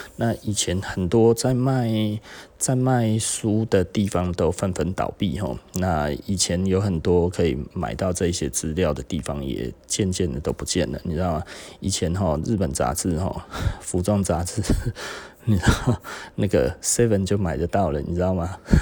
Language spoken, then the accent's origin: Chinese; Taichung, Taiwan; also born or lived in Taipei; 因为台中人很喜欢上台北哈，那我以前也是啦